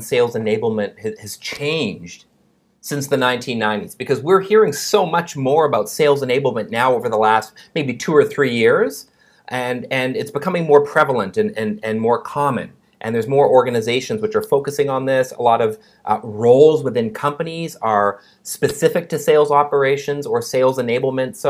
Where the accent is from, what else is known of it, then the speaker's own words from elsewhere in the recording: Canada; moved away; my home country of Canada